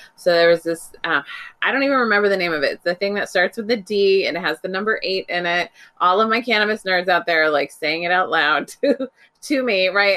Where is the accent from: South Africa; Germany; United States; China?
United States; Bay Area, California; moved away; back home to California, which is where I grew up. I grew up in the Bay Area